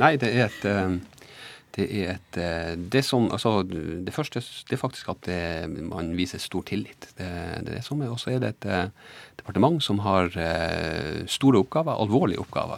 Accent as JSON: {"language": "Norwegian", "town": "Båtsfjord", "region": "Finnmark", "country": "Norway", "said": "jeg er fra Båtsfjord"}